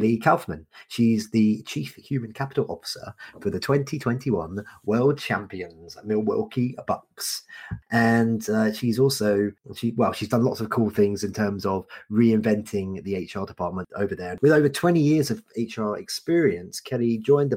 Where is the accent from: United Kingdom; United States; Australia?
United Kingdom; I'm such a Brit